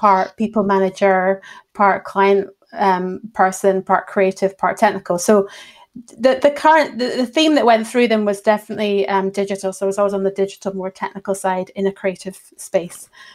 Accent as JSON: {"language": "English", "town": "Edinburgh", "region": "Scotland", "country": "United Kingdom", "tie": "born or raised there", "also_born_or_lived": "Fife / Bristol", "said": "I've grown up in Edinburgh and then went down to Bristol through uni, and after that travelled about a bit and found my way back here"}